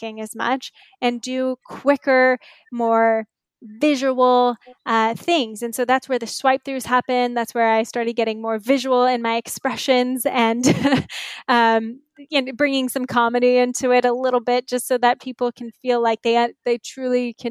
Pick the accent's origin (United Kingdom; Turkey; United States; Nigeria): United States; Inland Empire, Southern California; also born or lived in New York / Marina del Rey; I grew up Inland Empire in Southern California